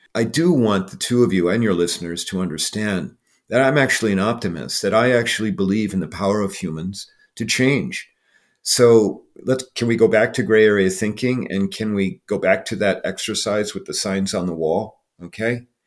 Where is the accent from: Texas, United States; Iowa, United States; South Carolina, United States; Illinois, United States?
Iowa, United States; I grew up in Iowa